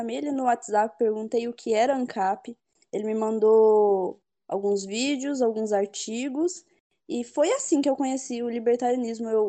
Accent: Rio de Janeiro, Brazil; born there; eu sou carioca, né? Um dos meus defeitos é, é. é ser carioca de nascença. E eu adquiri muito do sotaque paulista conversando com o Arthur

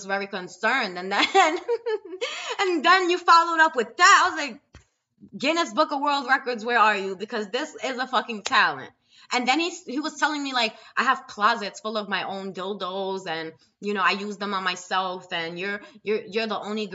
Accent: New York City, New York, United States; I'm from New York City

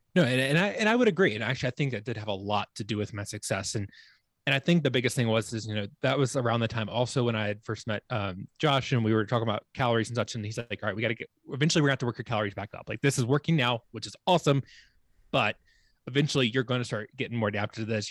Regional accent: Virginia, United States; moved away as an adult; also born or lived in Charleston, South Carolina; now in Colorado, United States; my home state, Virginia

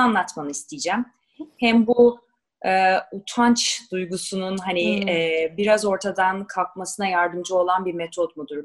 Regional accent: Ankara, Turkey; Biz Ankaralıyız

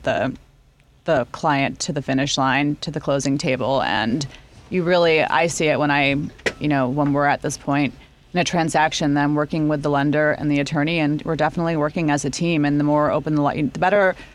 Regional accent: Chicago, Illinois, United States; I grew up in Lincoln Park

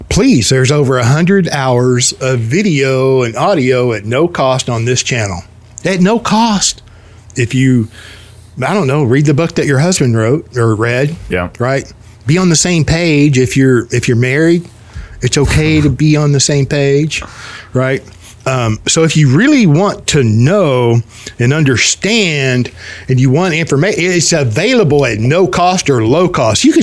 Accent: United States; yes, it's called being an American.

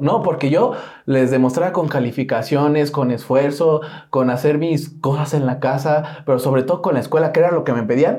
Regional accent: Mexico; ahí vivo por Cuapa, ¿no? Que crecí en Cuapa. Y yo dije, soy de Cuapa.

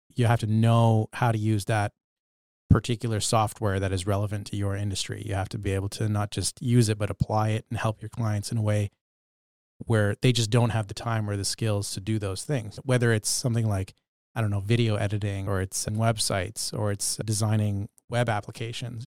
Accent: Bedford, Nova Scotia, Canada; when I was growing up in Bedford, Nova Scotia during my childhood

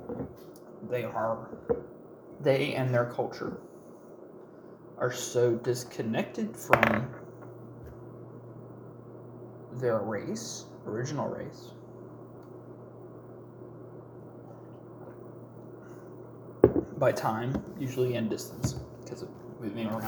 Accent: United States; I am not Scottish, Irish, German, American. I'm an American

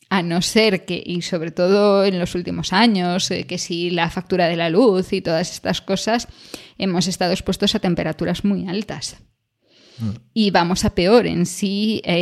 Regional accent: Spain; en España, desde la perspectiva de, España, lo del frío como que nunca nos ha dado tanto, ¿no?

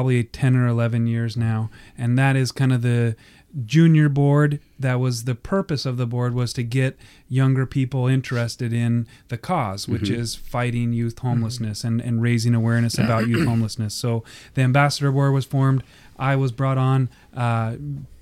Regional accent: Portland, Oregon, United States; also born or lived in Tigard, Oregon; I grew up here in Portland. I went to Alameda. I went to Lincoln High School. So, you know, I'm born and raised here. I live in Tigard now

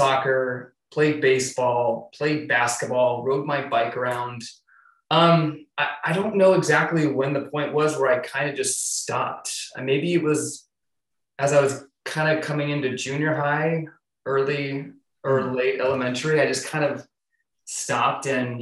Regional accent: Mesa, Arizona, United States; moved away as an adult; also born or lived in Tucson, Arizona; now in Seattle, United States; I was born and raised in Arizona

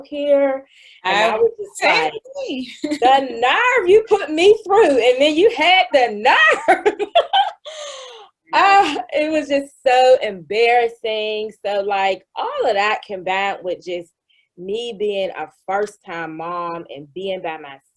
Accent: Pittsburgh, Pennsylvania, United States; I was born in probably one of the poorest communities in Pittsburgh, Pennsylvania

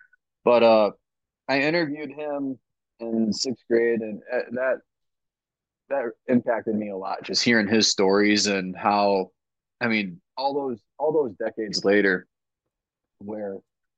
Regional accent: Wisconsin, United States; So I'm originally from Wisconsin, just a small town

